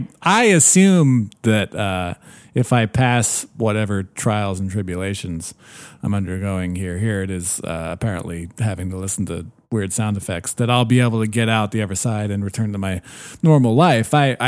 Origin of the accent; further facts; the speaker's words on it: Illinois, United States; You know, I grew up around corn. I'm from Illinois.